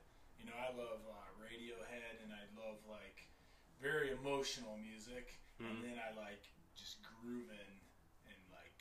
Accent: Ohio, United States; I'm from Ohio

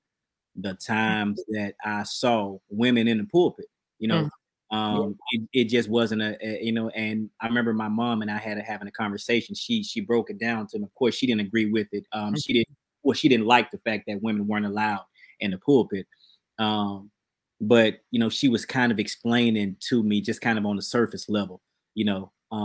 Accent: Birmingham, Alabama, United States; My church growing up in Birmingham, it was male dominated.

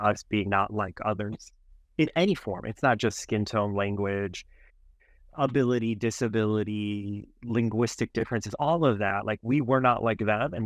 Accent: Cleveland, Ohio, United States; also born or lived in France; now in Illinois, United States; I grew up in Cleveland

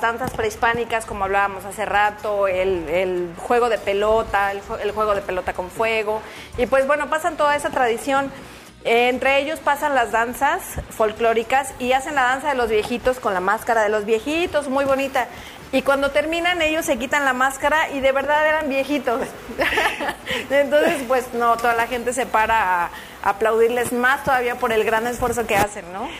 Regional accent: Mexico; nosotros en, en México pues tenemos todas esas danzas

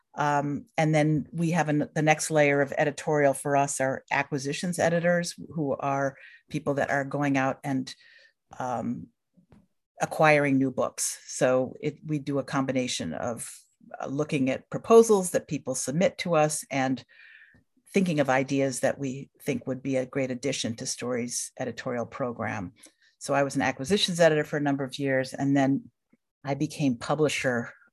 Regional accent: Hamilton, New York, United States; moved away as an adult; also born or lived in Minnesota; I grew up in Hamilton, New York, which is a small town in central New York State

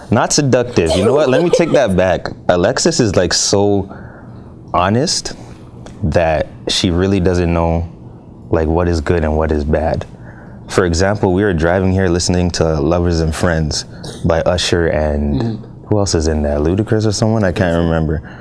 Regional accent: Ghana; Yeah, yeah I'm Ghanaian, but I try.

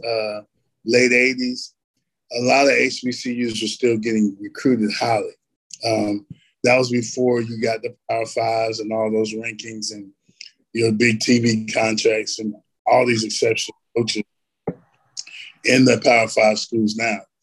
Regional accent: Elizabethtown, North Carolina, United States; I grew up in a little town called Elizabethtown. Uh, we are kind of like a blueberry capital

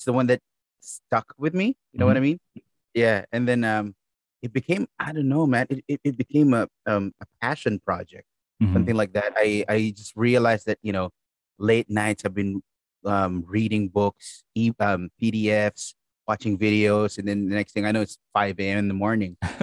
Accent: Philippines; I'm from the Philippines

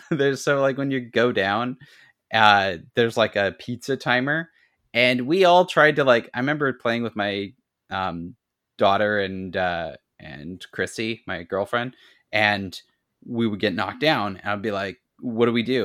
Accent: Ladysmith, British Columbia, Canada; in my hometown

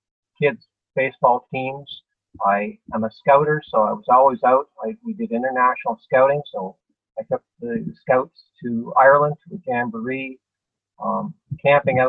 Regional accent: Guelph, Ontario, Canada; I grew up in Guelph

